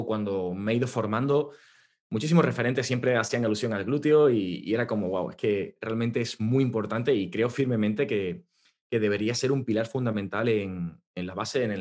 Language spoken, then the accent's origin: Spanish; South, Spain; soy del sur de España, de, de un pueblecito.